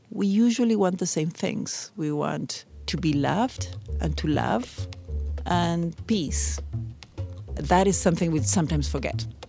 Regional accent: Argentina; first language Spanish; English is a second language; moved away as an adult; now in Pittsburgh, United States; I'm fifty-three years old, and I am from Argentina.

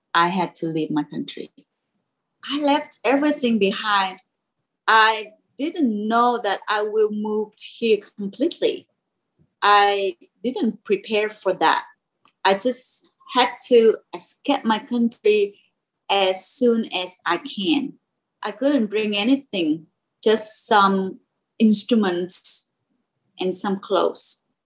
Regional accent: Cam Ranh, Khanh Hoa, Vietnam; English is a second language; moved away as an adult; now in Pittsburgh, United States; I was born in Cam Ranh in a very small city in the middle of the country.

